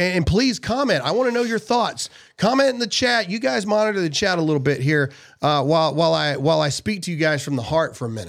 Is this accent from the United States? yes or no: yes; Mississippi, United States; You know, I live in Mississippi, my home state. It really isn't affecting us here.